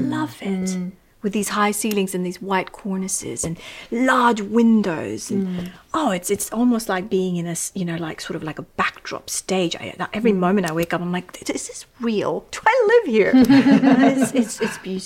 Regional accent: Kathmandu, Bagmati, Nepal; also born or lived in Los Angeles, United States; now in London, United Kingdom; I was raised in Kathmandu.

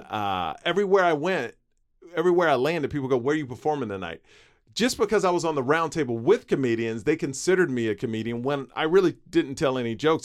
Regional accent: Houston, Texas, United States; Where I grew up in Houston

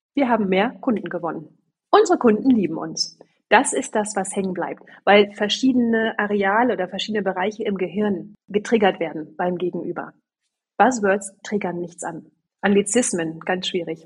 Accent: Sieke, Lower Saxony, Germany; ich bin, wie gesagt, auf dem Land groß geworden, da gab es nur einmal im Jahr diese Marktschreiermärkte. Ja, da kamen dann Fischfiete und Käseheidi und Blumenpeter und die standen dann da auf so einem kleinen Marktplatz in Sieke

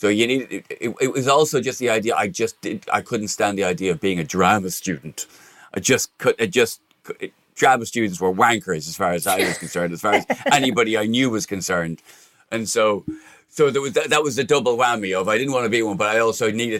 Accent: Ireland; now in England; I was from Broadmeadow.

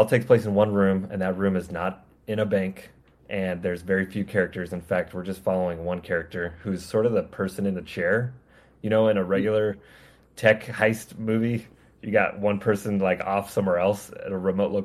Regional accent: California, United States; accent: regular American; now in Georgia, United States; I am from California, but I'm in Georgia now, and I just have a regular American accent

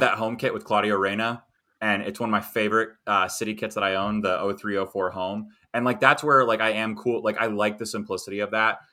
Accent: United States; as an American

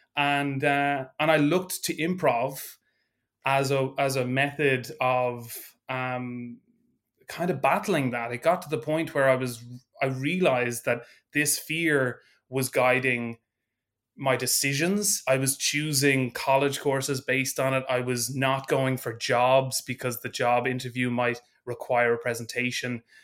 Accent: Ireland; also born or lived in Dublin; I am an Irish improviser

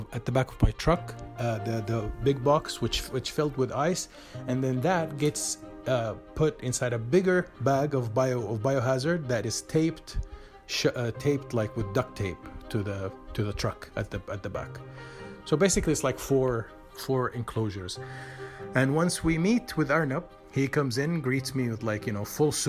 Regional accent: Medina, Medina Province, Saudi Arabia; now in Thuwal, Saudi Arabia; I'm originally from Medina. So all my family, my parents, uncles, everyone is in Medina

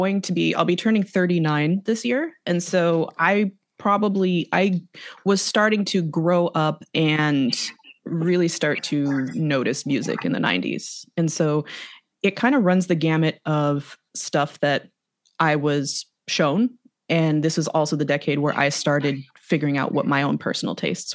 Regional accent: Arizona, United States; also born or lived in Los Angeles; I'm from Arizona originally.

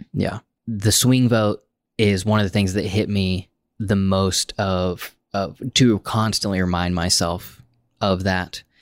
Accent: United States; as an American man, just because of the, my cultural upbringing

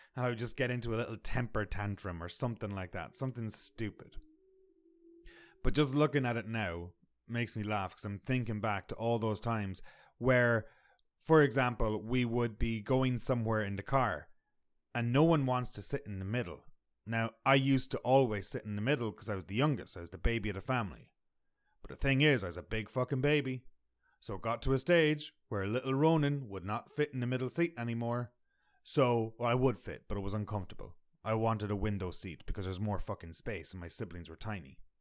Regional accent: Ireland; now in Canada; I'm from Ireland.

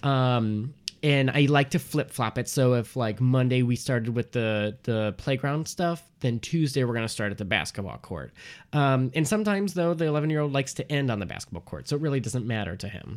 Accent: Port Huron, Michigan, United States; moved away as an adult; also born or lived in Detroit, Michigan; now in Chicago, United States; I'm originally from Detroit, Michigan, and, um, or Port Huron

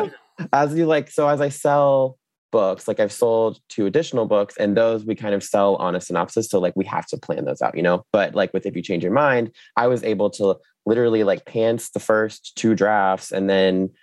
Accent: Jacksonville, Florida, United States; also born or lived in New York; I grew up in Florida, you know, grew up at the beach

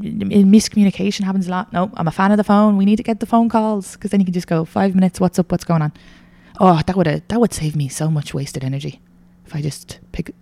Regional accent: Ireland; I'm Irish

